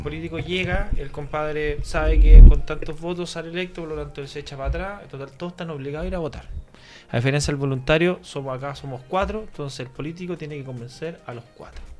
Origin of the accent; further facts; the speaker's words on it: Chile; now in Spain; somos todos chilenos